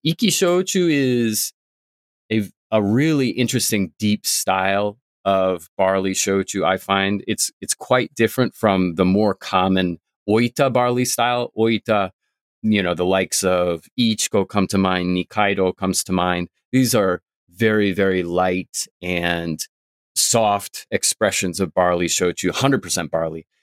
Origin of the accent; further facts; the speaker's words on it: Vermont, United States; now in Tokyo, Japan; I'm from Vermont.